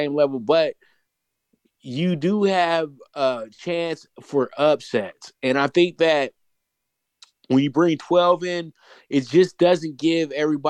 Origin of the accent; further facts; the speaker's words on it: Pasadena, California, United States; the city of Pasadena, my hometown